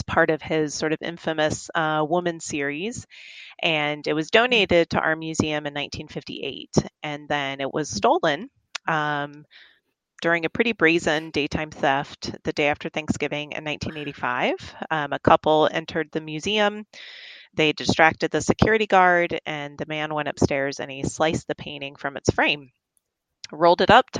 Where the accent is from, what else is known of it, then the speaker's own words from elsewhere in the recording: Tucson, Arizona, United States; also born or lived in Fort Worth, Texas / Oregon; I'm pretty much from Tucson. You know, I moved here. I was born in Fort Worth, but I moved here when I was 10